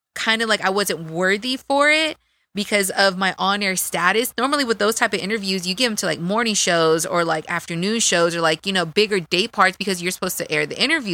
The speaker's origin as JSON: {"language": "English", "town": "Dallas", "region": "Texas", "country": "United States", "also_born_or_lived": "Sacramento", "accent": "Texas accent", "moved": "as an adult", "said": "I come from East Dallas"}